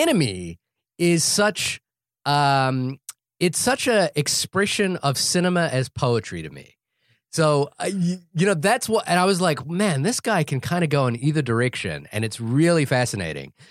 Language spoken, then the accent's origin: English; New Zealand; being a New Zealander